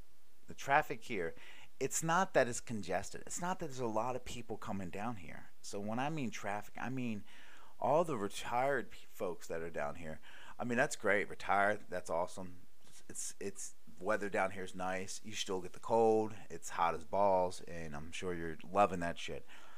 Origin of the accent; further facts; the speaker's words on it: Baltimore, Maryland, United States; also born or lived in Honolulu / Cleveland; I used to live in Honolulu, Hawaii. I used to live in Cleveland, Ohio. I used to live, and I'm from Baltimore.